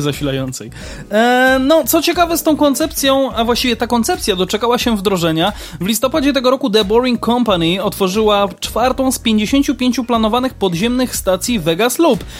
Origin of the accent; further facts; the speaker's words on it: Kraków, Lesser Poland, Poland; u nas w Krakowie